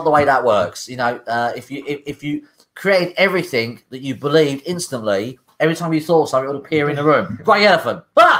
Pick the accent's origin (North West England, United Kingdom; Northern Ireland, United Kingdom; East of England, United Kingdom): North West England, United Kingdom; Liverpool; I'm from Liverpool.